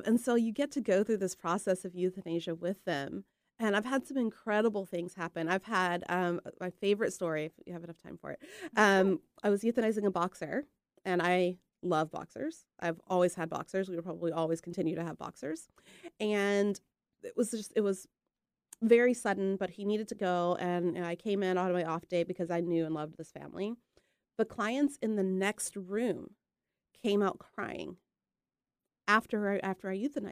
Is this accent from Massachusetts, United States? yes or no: no; Texas, United States; moved away as an adult; also born or lived in Cleveland, Ohio / New Mexico; now in Boring, Oregon, United States; Grew up in Texas. Went to vet school in Texas